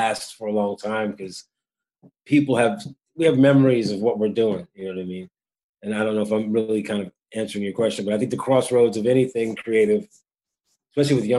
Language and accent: English; Philadelphia, Pennsylvania, United States; also born or lived in Wilmington, Delaware; growing up in Delaware and Philadelphia, because you know parents made decisions to move